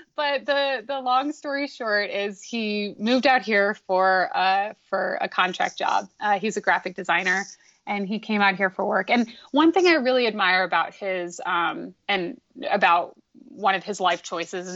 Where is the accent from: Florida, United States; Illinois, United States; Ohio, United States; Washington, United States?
Florida, United States; also born or lived in Iowa / Boulder, Colorado; I spent high school and largely grew up in Florida